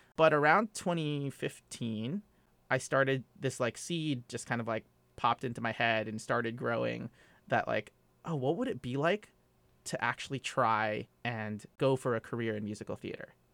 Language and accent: English; Los Angeles, California, United States; moved away as an adult; also born or lived in Phoenix, Arizona / Washington, D.C.; now in New York, United States; I was born in Phoenix, Arizona, and I grew up and was raised in the suburbs of L A, in Southern California